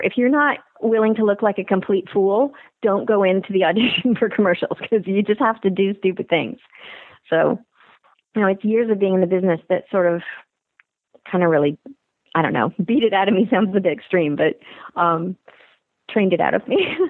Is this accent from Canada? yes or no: yes; Canada; moved away as an adult; also born or lived in Los Angeles, United States; I'm a Canadian actor